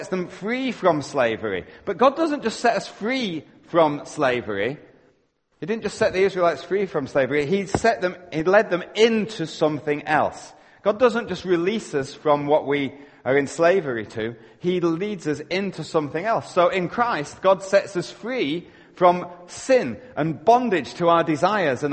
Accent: Yorkshire and the Humber, United Kingdom; now in Canada; I'm living in Canada, but you know what? I'm a Yorkshireman at heart

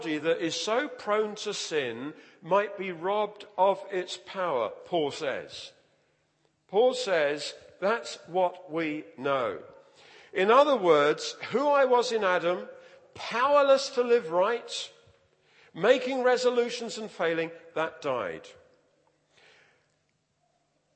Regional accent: London, United Kingdom; I grew up in the East End of London.

